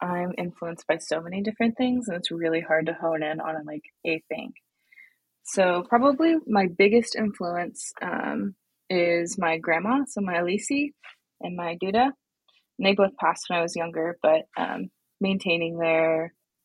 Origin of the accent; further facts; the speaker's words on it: Oklahoma, United States; also born or lived in Tulsa, Oklahoma / Tahlequah, Oklahoma / Okemah, Oklahoma; I am from Tulsa, Oklahoma. All my family is from Tahlequah, Oklahoma. And I grew up between all of those places in Okemah, Oklahoma